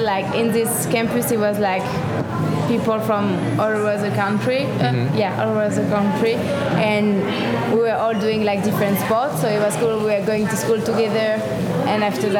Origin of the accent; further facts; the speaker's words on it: Carpentras, Provence-Alpes-Côte d'Azur, France; now in Las Vegas, United States; I'm from France, from Carpentras, which is like 15 minutes from Mont Ventoux